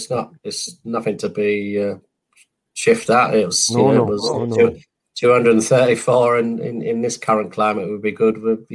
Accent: London, United Kingdom; now in England; that's when I went from being a Londoner to a Northerner. Now I've been in the North probably 31 years and 29 in London.

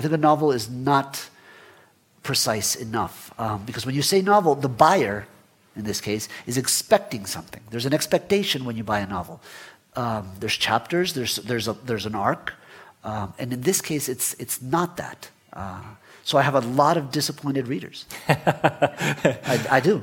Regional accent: Florida, United States; also born or lived in Guatemala; I was born in Guatemala but left when I was 10 with, with my family and grew up in, in, in Florida

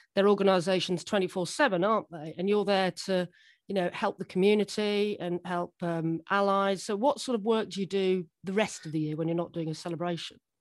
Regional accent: Guildford, South East England, United Kingdom; I was born in Guildford.

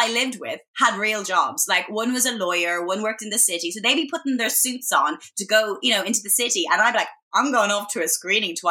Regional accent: Ireland; moved away as an adult; also born or lived in Boston, United States; now in London, United Kingdom; as a young girl growing up in Ireland

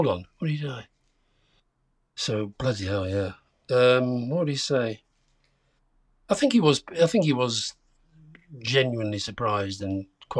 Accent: Yorkshire and the Humber, United Kingdom; I grew up in Yorkshire.

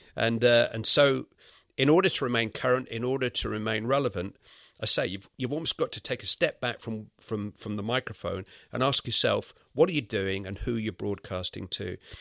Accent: Bury, North West England, United Kingdom; accent: Lancashire; I was brought up in the Manchester area

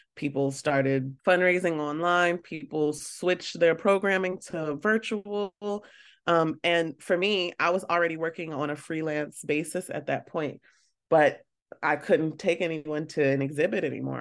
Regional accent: Baltimore, Maryland, United States; I'm from Baltimore, so it's a small town in a way, and a lot of us know each other

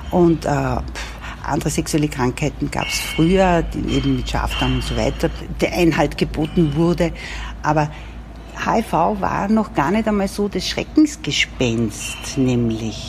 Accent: Upper Austria, Austria; moved away as an adult; now in Vienna, Austria; bin nicht aus Wien, bin aus Oberösterreich, aber in Wien sehr gerne lebend schon gewesen

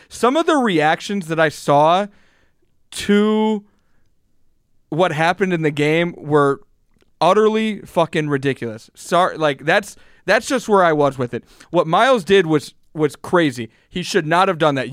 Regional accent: Cleveland, Ohio, United States; I'm from Cleveland

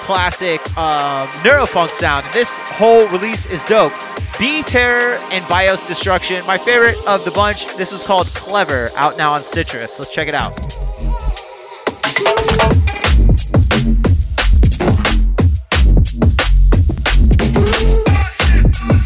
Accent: Florida, United States; moved away; I'm from Florida originally

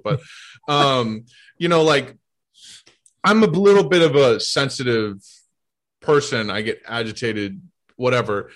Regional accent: St. Louis, Missouri, United States; moved away as an adult; also born or lived in Boston; now in New York, United States; I grew up in St. Louis

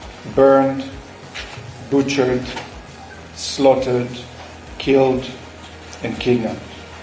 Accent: Nir Oz, Southern District, Israel; I'm a British citizen, and I am one of your own. On Saturday morning, Kibbutz Neir Oz, where I was born, grew up, woke up to a massacre

